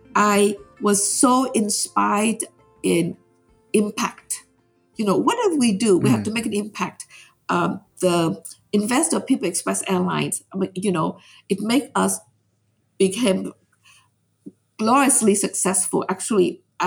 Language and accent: English; Vietnam; now in United States; I said, yes, I'm from Vietnam.